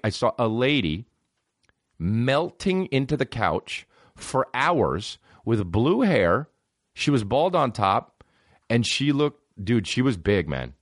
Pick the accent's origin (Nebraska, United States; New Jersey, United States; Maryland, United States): New Jersey, United States; all my mom does is get me New Jersey stuff 'cause we're from New Jersey